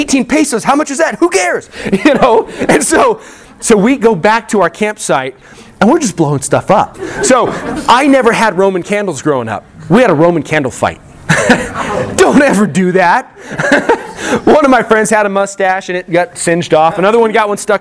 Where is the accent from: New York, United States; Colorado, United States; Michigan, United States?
Colorado, United States; moved away as an adult; also born or lived in California; when I was a kid growing up in Colorado